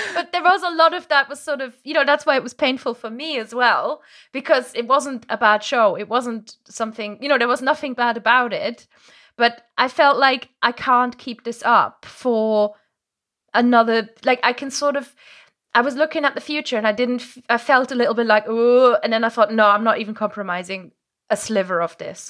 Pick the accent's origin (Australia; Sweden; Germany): Germany; first language German; English is a second language; now in England; my native language is German. I grew up in, um, in the countryside in Germany